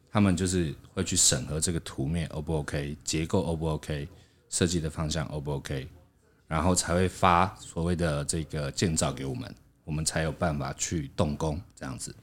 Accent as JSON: {"language": "Chinese", "country": "Taiwan", "said": "我们台湾人"}